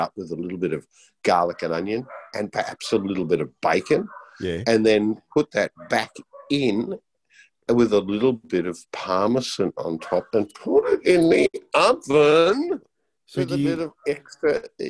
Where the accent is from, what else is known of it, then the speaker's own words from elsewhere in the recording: New Zealand; I was born in New Zealand